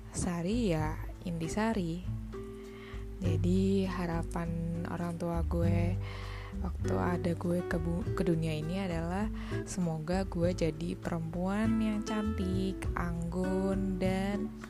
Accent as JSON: {"language": "Indonesian", "region": "Java", "country": "Indonesia", "said": "Ya seperti namanya memang saya asli orang Jawa."}